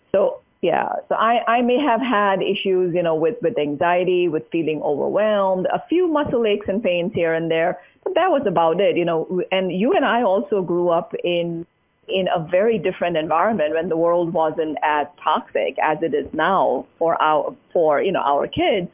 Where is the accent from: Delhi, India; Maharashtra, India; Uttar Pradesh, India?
Maharashtra, India; Mumbai; moved away as an adult; now in United States; growing up in Mumbai